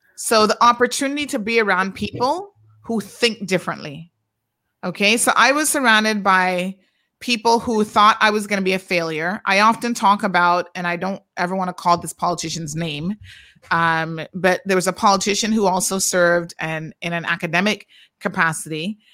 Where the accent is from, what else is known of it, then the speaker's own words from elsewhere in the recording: Georgetown, Demerara-Mahaica, Guyana; I am from Georgetown